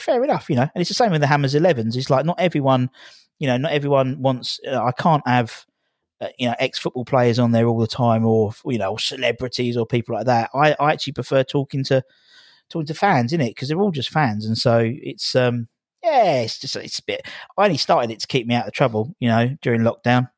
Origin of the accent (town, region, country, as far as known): Loughton, East of England, United Kingdom; born or raised there; moved away as an adult; also born or lived in Epping; now in Hornchurch, United Kingdom